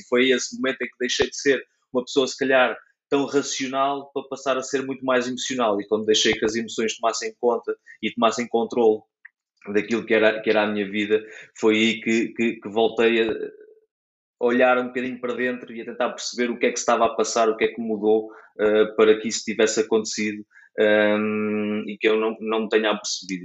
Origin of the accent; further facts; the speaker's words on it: Caldas da Rainha, Leiria District, Portugal; now in near Leiria, Portugal; sou natural de, das Caldas da Rainha